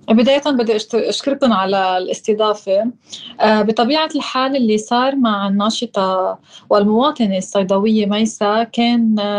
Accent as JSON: {"language": "Arabic", "town": "Sidon", "region": "South Governorate", "country": "Lebanon", "tie": "born or raised there", "said": "كمواطنة ساكنة بمدينة صيدا وخلقت بمدينة صيدا"}